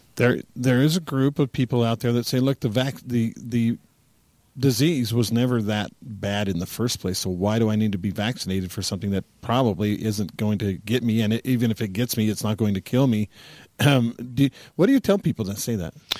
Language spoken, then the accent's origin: English; United States